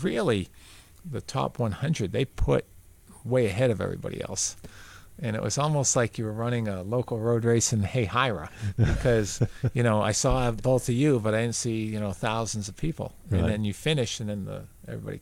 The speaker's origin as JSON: {"language": "English", "region": "New Hampshire", "country": "United States", "tie": "born or raised there", "also_born_or_lived": "Florida", "moved": "yes", "said": "I love my home state, New Hampshire. I really do. That's where I'm from."}